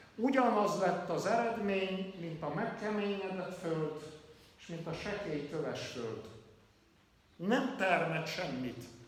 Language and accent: Hungarian; Kalotaszeg, Transylvania, Romania; moved away as an adult; also born or lived in Hațeg area, Romania; 30 éves koromig Erdélybe, Kalotaszegen nem hallottam evangéliumot